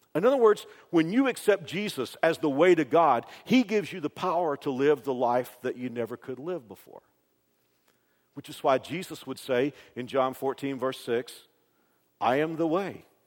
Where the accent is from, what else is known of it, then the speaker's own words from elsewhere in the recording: Dallas Fort Worth area, Texas, United States; moved away; I grew up in the Dallas Fort Worth area